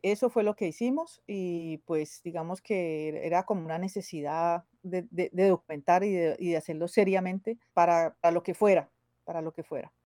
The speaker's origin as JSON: {"language": "Spanish", "town": "Cali", "region": "Valle del Cauca", "country": "Colombia", "moved": "as an adult", "lives_now": "London, United Kingdom", "said": "soy de Cali, Colombia. Llevo aquí 22, 23 años."}